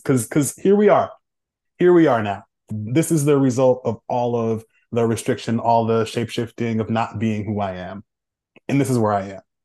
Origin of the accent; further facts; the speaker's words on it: Oakland, California, United States; moved away; I'm born and raised in Oakland, California